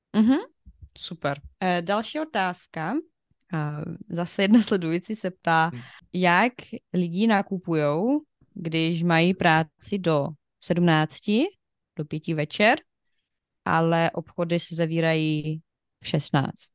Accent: Ukraine; Czech is a second language; now in Czech Republic; u nás na Ukrajině my říkáme 200 gramů

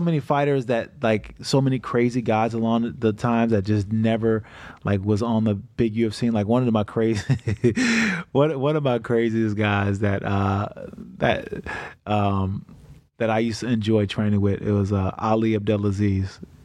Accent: Niagara Falls, New York, United States; moved away; also born or lived in Michigan; I grew up in Niagara Falls

